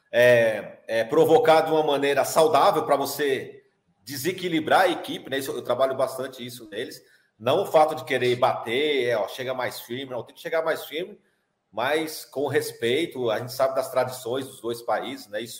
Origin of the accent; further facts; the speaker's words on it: São Paulo, Brazil; sou de São Paulo. Mas na, é, na Várzea é eu, de São Paulo mesmo. É, ali de São Miguel Paulista.